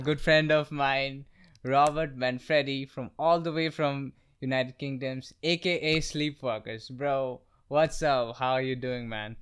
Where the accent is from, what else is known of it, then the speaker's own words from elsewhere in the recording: Guwahati, Assam, India; now in New Delhi, India; It's, it's the northeastern part of our country. It's, it's a very small town. It's called Guwahati